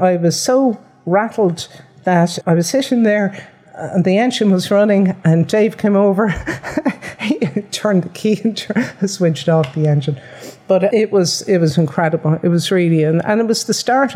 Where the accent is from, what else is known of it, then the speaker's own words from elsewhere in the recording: Dublin, Leinster, Ireland; now in Limerick, Ireland; I'm originally from Dublin